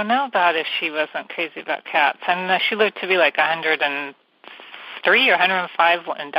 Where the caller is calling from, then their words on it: California, United States; And I'm calling from the San Francisco Bay Area.